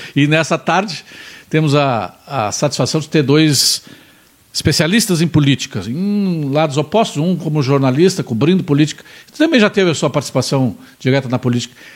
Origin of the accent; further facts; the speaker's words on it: Pelotas, Rio Grande do Sul, Brazil; eu sou mesmo, sou lá de Pelotas